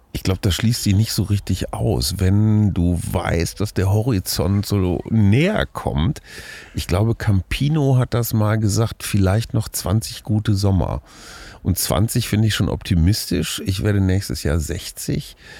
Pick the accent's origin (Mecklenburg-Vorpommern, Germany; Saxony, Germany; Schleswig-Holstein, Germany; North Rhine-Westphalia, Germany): North Rhine-Westphalia, Germany; Münster; now in Berlin, Germany; ich bin hier in Münster aufgewachsen, sehr dicht an der holländischen Grenze.